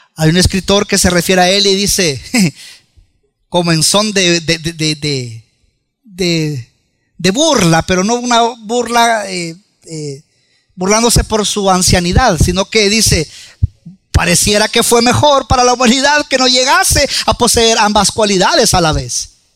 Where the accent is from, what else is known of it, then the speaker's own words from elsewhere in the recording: El Salvador; nosotros como buen salvadoreño